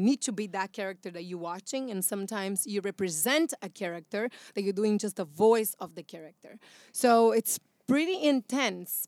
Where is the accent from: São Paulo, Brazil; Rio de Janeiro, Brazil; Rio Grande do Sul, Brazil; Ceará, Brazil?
São Paulo, Brazil; English is a second language; now in United States; I am from Brazil